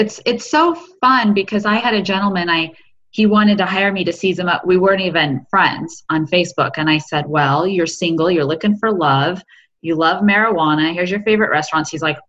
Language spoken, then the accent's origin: English; Eugene, Oregon, United States; moved away; also born or lived in Canada; I'm originally from Oregon.